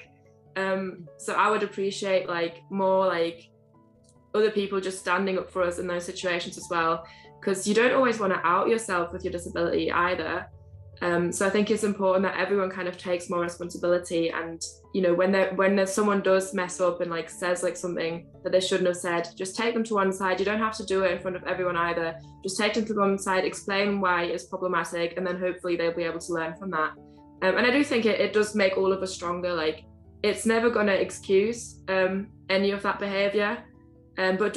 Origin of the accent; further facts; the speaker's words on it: Germany; moved away as an adult; now in Dublin, Ireland; I grew up in Germany